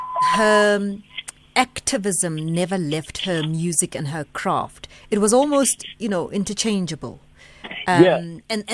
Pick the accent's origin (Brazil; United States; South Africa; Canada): South Africa; we are South African